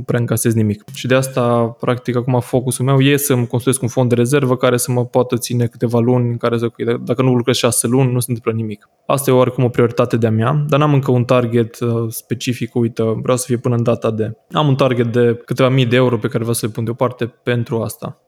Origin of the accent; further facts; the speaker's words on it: Oradea, Bihor County, Romania; în partea asta a țării, în Norvesc, unde sunt eu din Oradea